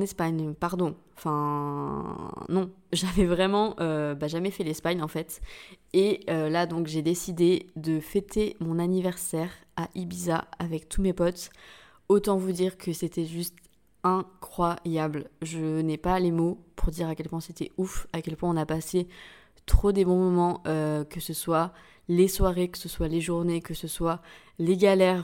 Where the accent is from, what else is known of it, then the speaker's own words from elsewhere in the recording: St. Barthélemy; moved away; also born or lived in Biarritz, France; C'est de là, c'est là d'où je viens